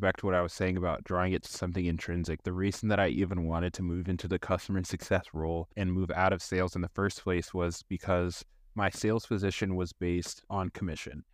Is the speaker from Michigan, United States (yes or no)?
no; Raleigh, North Carolina, United States; I am from Raleigh, North Carolina, and I'm trying to buy a house in this area.